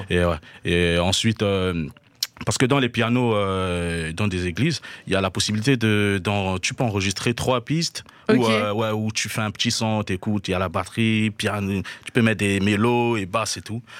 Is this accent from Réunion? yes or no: no; Haut-Ogooué, Gabon; also born or lived in Libreville; Je, je viens du Gabon, je suis né au Gabon, à Moinda. Du coup, j'ai grandi entre euh, Francéville et Libreville, la capitale.